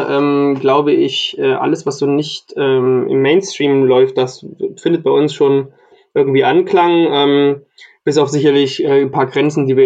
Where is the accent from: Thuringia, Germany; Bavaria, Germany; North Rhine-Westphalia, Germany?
Thuringia, Germany; Ich komme ja aus Thüringen, aus Südthüringen. Das ist schon wieder so nah äh, an Franken dran, dass bei uns, glaube ich, irgendwie nur 20 Kilometer weiter weg man auch so spricht.